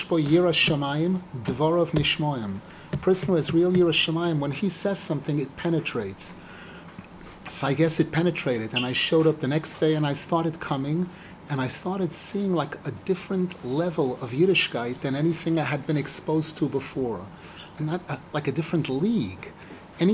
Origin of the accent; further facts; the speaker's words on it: New York City, New York, United States; now in Israel; I grew up in Brooklyn